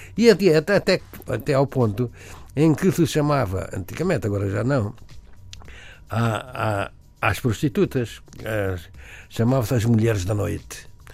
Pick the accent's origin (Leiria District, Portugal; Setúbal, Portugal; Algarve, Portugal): Algarve, Portugal; moved away as an adult; also born or lived in Alentejo; now in Lisbon, Portugal; eu vivia no Algarve